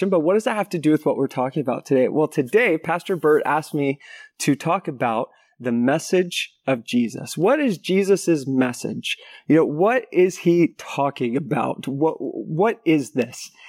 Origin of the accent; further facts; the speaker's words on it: Philippines; also born or lived in United States; I was raised in the Philippines as a missionary kid, and then after that, went to went to university in the States